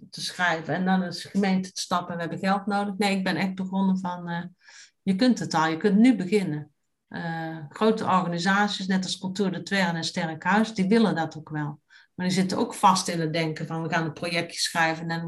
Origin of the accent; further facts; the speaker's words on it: Tilburg, North Brabant, Netherlands; Maar mijn roots liggen in Tilburg. En ik ken echt ik ken Tilburg vanavond tot gort.